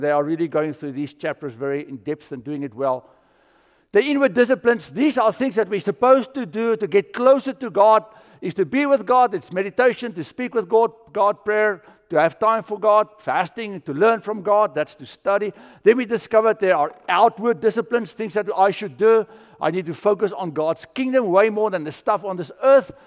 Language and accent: English; South Africa; moved away; I grew up in South Africa and we would build fires in the bush felt